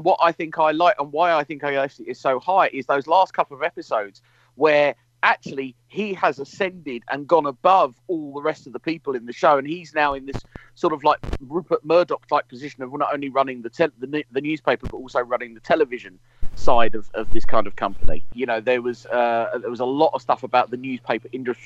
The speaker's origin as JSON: {"language": "English", "country": "United Kingdom", "said": "I'm a Brit living in the UK"}